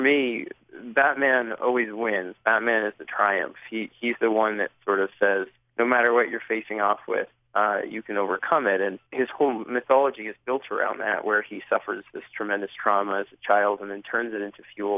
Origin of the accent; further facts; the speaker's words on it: New York City, New York, United States; growing up in New York City in the 80s